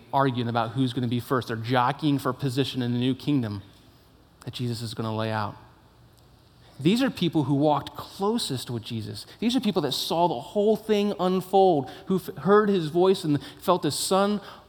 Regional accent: Northern Virginia, United States; moved away; I grew up in Northern Virginia near D.C.

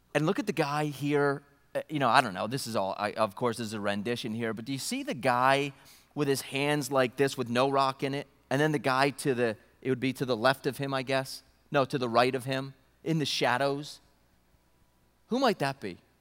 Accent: upstate New York, United States; I grew up in New York, upstate New York

